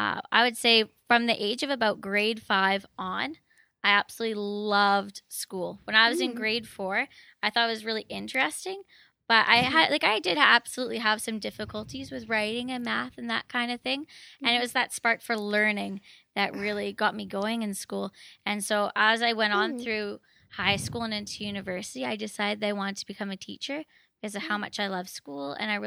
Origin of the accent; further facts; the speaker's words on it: Maple Ridge, British Columbia, Canada; I actually grew up in Maple Ridge. Then after I was done growing up in Maple Ridge, I started university at Trinity Western.